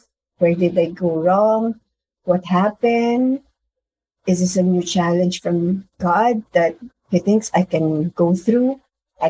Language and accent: English; Philippines; I am from the Philippines.